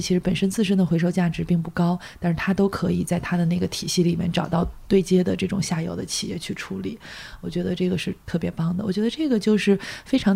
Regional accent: Weihai, Shandong, China; now in Beijing, China; 我老家是山东威海，那个就是嗯。特，全国第一个卫生城嘛

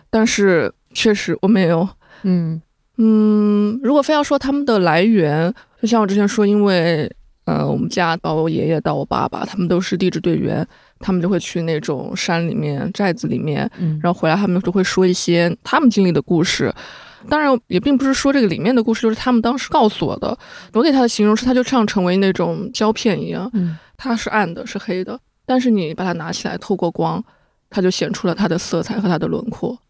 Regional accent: Yunnan, China; moved away as an adult; now in Beijing, China; 虽然我的家乡是云南

